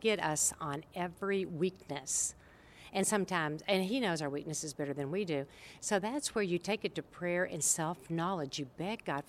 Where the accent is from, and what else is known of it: Oak Ridge, Tennessee, United States; born or raised there